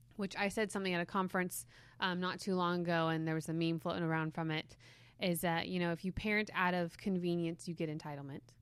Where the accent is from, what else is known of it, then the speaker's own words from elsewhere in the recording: Reading, South East England, United Kingdom; we used to go to this bridge where I grew up in Reading